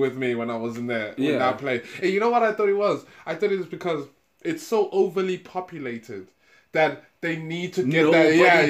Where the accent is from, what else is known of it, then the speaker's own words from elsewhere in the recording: United Kingdom; like, as a British person, my British culture in me was just like, that's a bit rude.